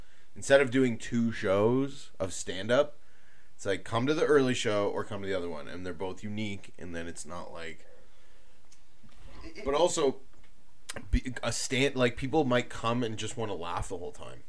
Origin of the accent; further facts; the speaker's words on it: Toronto, Ontario, Canada; I'm from Toronto